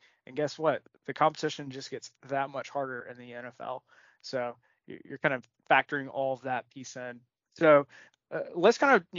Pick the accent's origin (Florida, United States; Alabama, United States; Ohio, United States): Alabama, United States; Alabaster; So my hometown, Alabaster